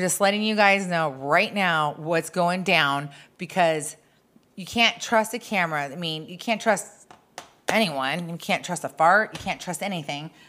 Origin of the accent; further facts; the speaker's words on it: Arizona, United States; I'm from Arizona